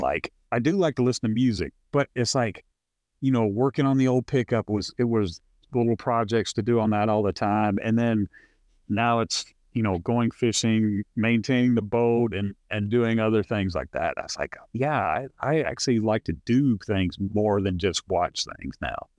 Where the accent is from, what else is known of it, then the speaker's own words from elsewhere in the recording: California, United States; now in Arkansas, United States; I grew up with you in Ar- in California